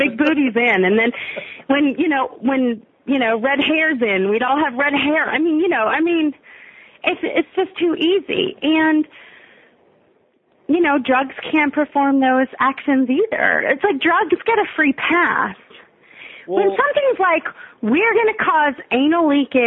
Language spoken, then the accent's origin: English; United States; we're American